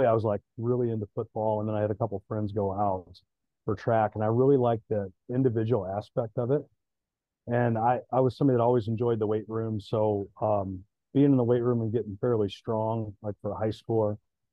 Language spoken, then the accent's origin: English; St. Charles, Missouri, United States; I was born and raised in St. Charles, Missouri, which is right outside of St. Louis